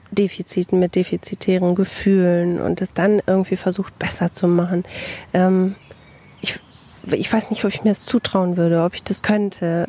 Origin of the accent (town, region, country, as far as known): Bielefeld, North Rhine-Westphalia, Germany